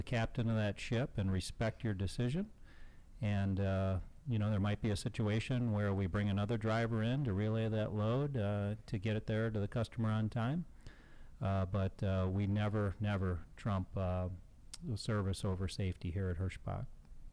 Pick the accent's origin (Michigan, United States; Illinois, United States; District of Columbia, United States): Illinois, United States; Chicago; my hometown, Chicago